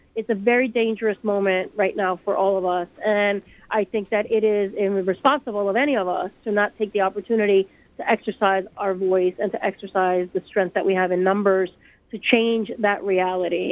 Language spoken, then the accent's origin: English; Puerto Rico; now in New York, United States; I grew up in Puerto Rico